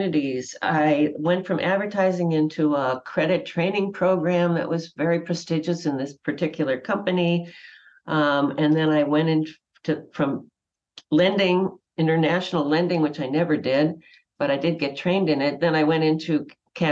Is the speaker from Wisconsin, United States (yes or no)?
yes; Wauwatosa, Wisconsin, United States; I grew up in Wauwatosa, Wisconsin